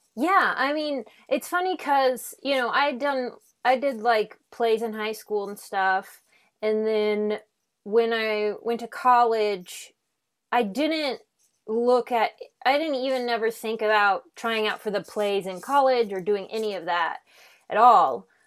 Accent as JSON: {"language": "English", "town": "Omaha", "region": "Nebraska", "country": "United States", "also_born_or_lived": "Chicago", "moved": "as an adult", "lives_now": "Los Angeles, United States", "said": "I'm from Omaha"}